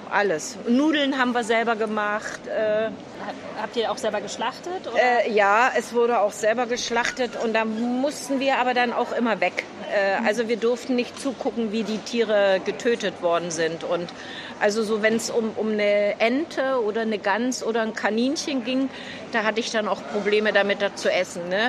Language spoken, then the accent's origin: German; East Germany, Germany; now in Berlin, Germany; Äh, in der ehemaligen DDR bin ich groß geworden. Bin auf dem Land aufgewachsen, als Kind auf dem Bauernhof.